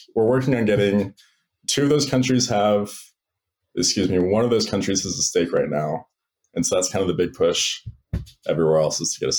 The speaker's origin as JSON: {"language": "English", "town": "Sammamish", "region": "Washington", "country": "United States", "lives_now": "Provo, United States", "said": "Originally, I'm from the Seattle, Washington area, like Sammamish, Issaquah, if you're familiar."}